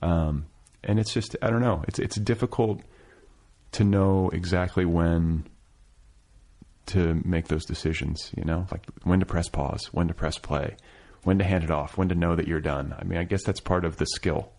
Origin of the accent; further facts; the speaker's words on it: Milwaukee, Wisconsin, United States; moved away as an adult; now in Los Angeles, United States; I'm from the Midwest. I'm from Milwaukee.